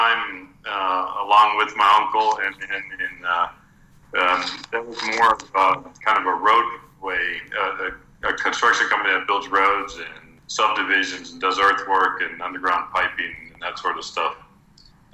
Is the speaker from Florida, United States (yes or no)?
yes; Florida, United States; moved away as an adult; now in Costa Rica; my family was originally from Costa Rica, but even though we grew up in Florida